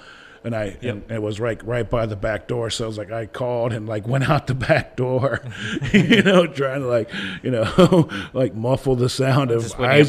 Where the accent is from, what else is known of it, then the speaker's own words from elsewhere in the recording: Ohio, United States; I grew up in Ohio